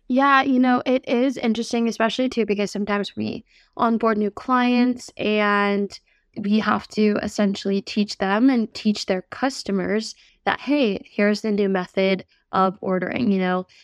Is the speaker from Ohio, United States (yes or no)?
no; New York, United States; moved away; being a former New Yorker myself